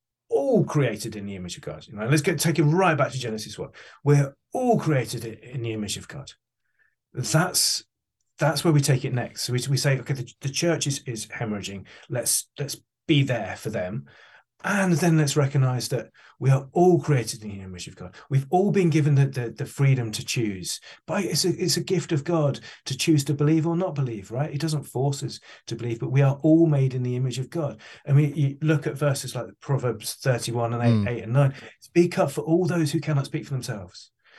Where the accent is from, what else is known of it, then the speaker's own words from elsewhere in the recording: England, United Kingdom; I'm British, Darren. I don't know if you picked that up. But I'm English, which means I'm really bad at asking for money.